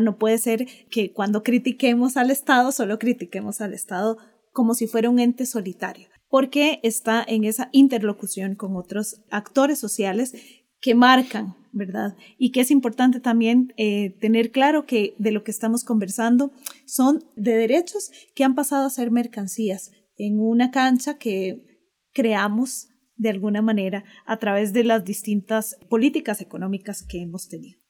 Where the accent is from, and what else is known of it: Costa Rica